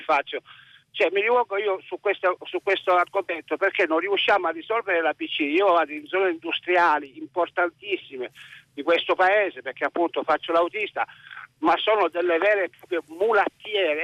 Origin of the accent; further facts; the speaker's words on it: Messina, Sicily, Italy; io glielo dico da autista e da messinese